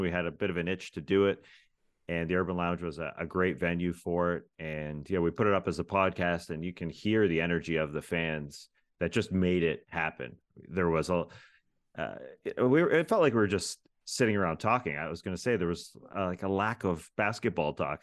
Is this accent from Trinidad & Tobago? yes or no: no; Toronto, Ontario, Canada; moved away; I'm originally from Toronto